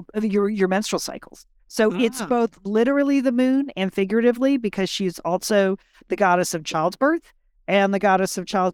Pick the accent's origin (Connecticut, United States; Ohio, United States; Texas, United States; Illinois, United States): Connecticut, United States; So my friend Courtney grew up in Dallas and I grew up in Connecticut.